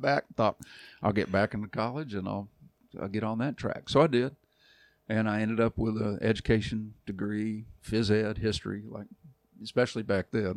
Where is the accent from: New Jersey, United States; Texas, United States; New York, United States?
Texas, United States; Arlington; moved away as an adult; also born or lived in Dallas, Texas; now in Kentucky, United States; I'm from Arlington